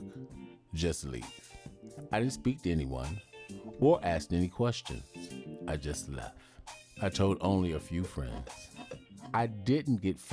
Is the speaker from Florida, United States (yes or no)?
no; Detroit, Michigan, United States; moved away as an adult; also born or lived in Chicago; Growing up in Detroit, Michigan, in a single-parent home, I had a great childhood